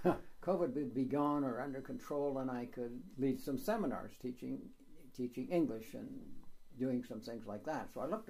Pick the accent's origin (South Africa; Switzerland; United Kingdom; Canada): Canada; moved away as an adult; now in Poland; I was born and raised in Canada.